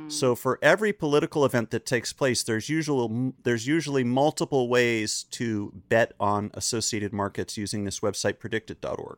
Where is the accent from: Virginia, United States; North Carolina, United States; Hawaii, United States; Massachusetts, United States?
North Carolina, United States; Chapel Hill; I grew up in Chapel Hill, North Carolina.